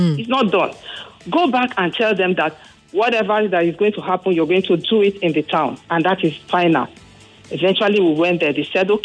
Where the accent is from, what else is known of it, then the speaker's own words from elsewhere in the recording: Kwale, Delta, Nigeria; now in Lagos, Nigeria; I am from Delta State, from Kwale precisely.